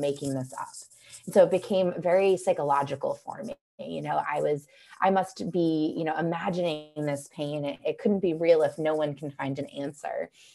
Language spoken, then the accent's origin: English; just outside of Boston, Massachusetts, United States; now in Asheville, United States; I grew up just outside of Boston